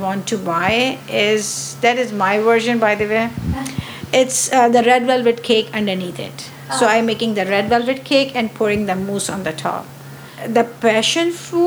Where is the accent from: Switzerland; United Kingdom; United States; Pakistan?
Pakistan; moved away; I'm a French pastry chef, but my origin is from Pakistan